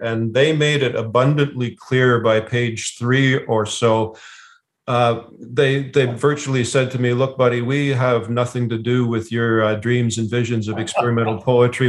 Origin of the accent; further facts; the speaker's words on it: Ottawa, Ontario, Canada; also born or lived in Lanark County; I was born in Ottawa and that I've spent uh, a lot of my life living outside of Ottawa in rural areas.